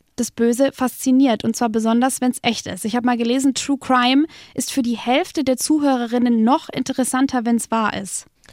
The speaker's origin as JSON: {"language": "German", "town": "Fürth", "region": "Bavaria", "country": "Germany", "said": "komme ich aus Fürth"}